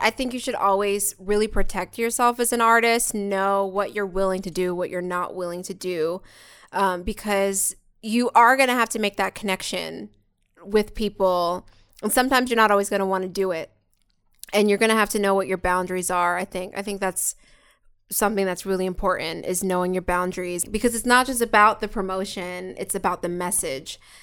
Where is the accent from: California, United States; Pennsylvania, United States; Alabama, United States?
Pennsylvania, United States; Philadelphia; now in Los Angeles, United States; We're straight up from Philly.